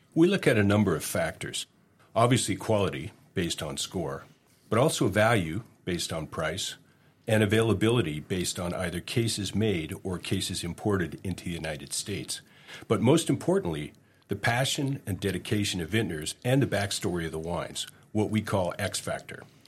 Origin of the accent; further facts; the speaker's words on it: Hamilton, Ontario, Canada; moved away as an adult; also born or lived in Germany; I grew up in Hamilton, Ontario, uh, which is a steel town.